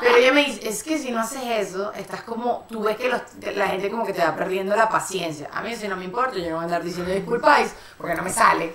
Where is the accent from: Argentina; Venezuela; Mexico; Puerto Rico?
Venezuela; now in Spain; somos las tres venezolanas